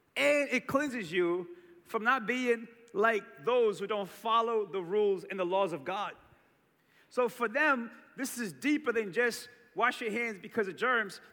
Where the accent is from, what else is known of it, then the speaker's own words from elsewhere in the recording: Cape Verde; Growing up in Cape Verde, we had this tradition around Christmas